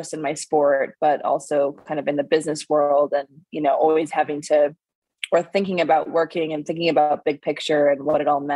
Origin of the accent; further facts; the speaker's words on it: Minnesota, United States; moved away; I grew up in Minnesota